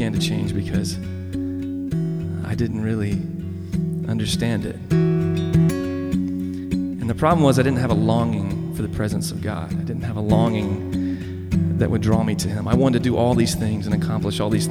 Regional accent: the South, United States; I grew up in the South

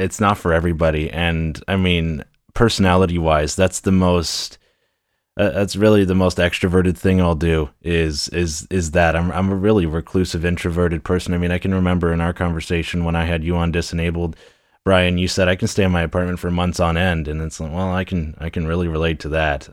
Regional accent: Newcastle, Ontario, Canada; a town of Newcastle. It used to be a village for the longest time, and I've lived here all of my life

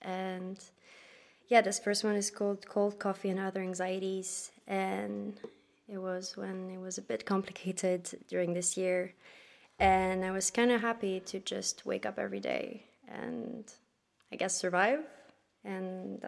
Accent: Paris, Île-de-France, France; moved away as an adult; now in Netherlands; I'm from Paris, and I moved to the Netherlands 2 years ago

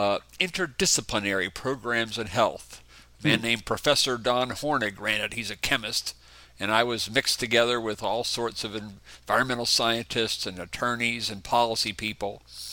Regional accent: Pittsburgh, Pennsylvania, United States; moved away as an adult; also born or lived in Winston-Salem, North Carolina; now in Indiana, United States; Born and raised in Pittsburgh, Pennsylvania.

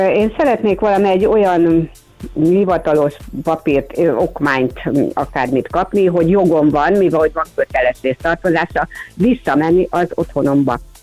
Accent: Budapest, Hungary; a füvészkertnél laktunk, ott is nevelkedtem

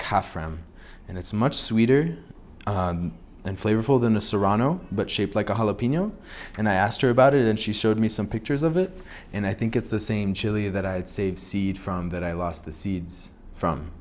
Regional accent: Kansas City, United States; now in Santa Fe, United States; I'm from Kansas City.

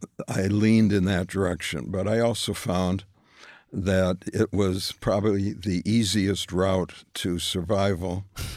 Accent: Minneapolis, Minnesota, United States; moved away; also born or lived in New York; I grew up in Minneapolis, right. But we moved to New York

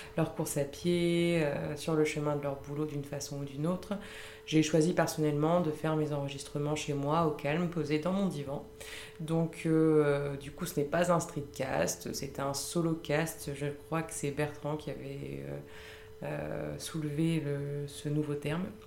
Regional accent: Lille, Hauts-de-France, France; moved away as an adult; now in Paris, France; je suis à la base, je suis originaire de Lille.

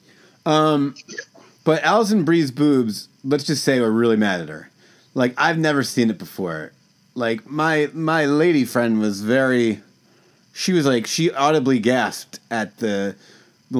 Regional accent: New Jersey, United States; we're both from New Jersey. We're both from right near the Stone Pony

